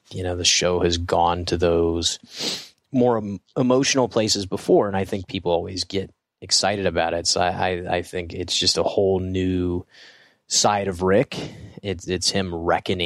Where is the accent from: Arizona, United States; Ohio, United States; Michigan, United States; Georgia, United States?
Georgia, United States; Growing up in Georgia